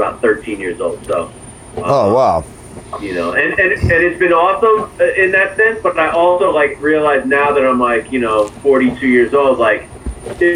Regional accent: Allentown, Pennsylvania, United States; moved away as an adult; also born or lived in Manhattan, New York / New York; now in Orlando, United States; I was born in Manhattan, New York. I was raised basically in Allentown, Pennsylvania, about an hour and a half outside of New York.

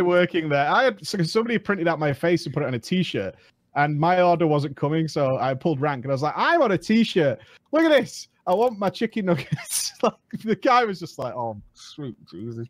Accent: United Kingdom; I'm British

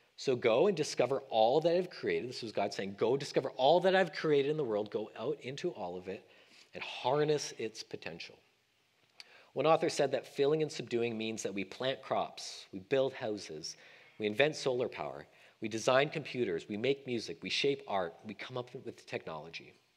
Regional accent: Canada; moved away as an adult; now in Sacramento, United States; as a Canadian thinking about becoming an American

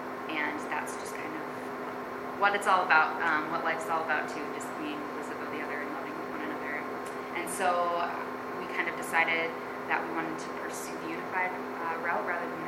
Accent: Chicago, Illinois, United States; now in Holland, United States; growing up in Chicago, there wasn't anything like unified sports.

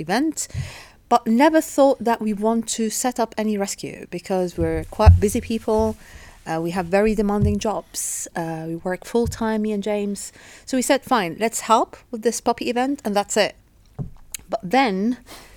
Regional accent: Egypt; also born or lived in United Kingdom; now in Qatar; I was born in UK, but I was raised in Egypt, and I live in Qatar since, let's say, 17 years now.

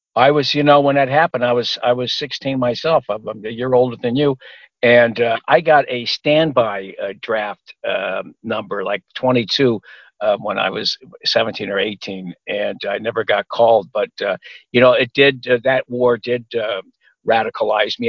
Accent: Los Angeles, California, United States; also born or lived in Pomona, California; I grew up near Watts

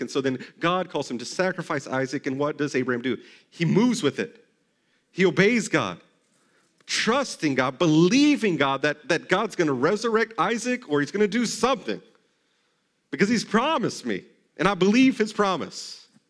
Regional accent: Texas, United States; I grew up in Texas

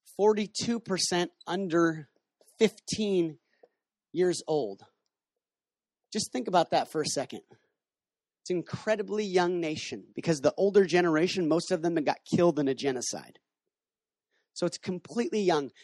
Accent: Washington, United States; moved away as an adult; also born or lived in Kona; now in Cambodia; I'm from Washington State

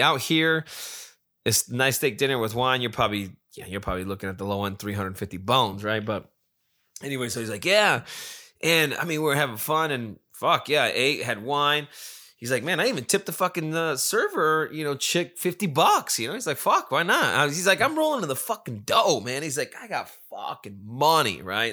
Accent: Las Vegas, Nevada, United States; I'm from Vegas

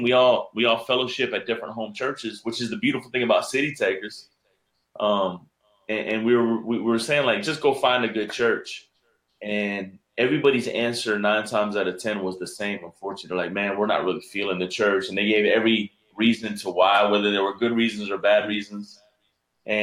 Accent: Miami, Florida, United States; I was born and raised in Miami, Florida.

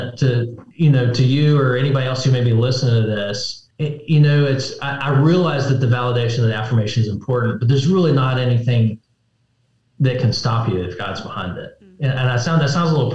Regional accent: United States; But as Americans, as American right. Christians, we are.

